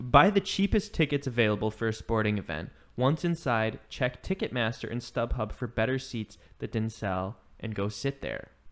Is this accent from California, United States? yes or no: no; Chicago, Illinois, United States